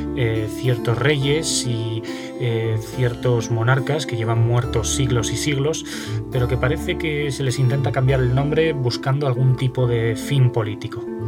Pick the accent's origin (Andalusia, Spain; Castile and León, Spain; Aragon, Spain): Aragon, Spain; also born or lived in Zaragoza; resido en Zaragoza y por lo tanto soy aragonés